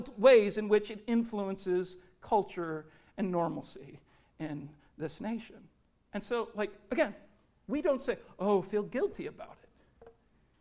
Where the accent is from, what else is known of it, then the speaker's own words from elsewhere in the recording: Richmond, Virginia, United States; moved away; I spent about 7-8 years growing up in Richmond, Virginia